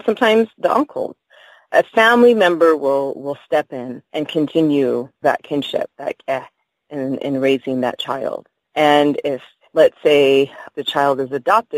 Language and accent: English; United States; first language Navajo; English is a second language; Diné was my first language, or is my first language.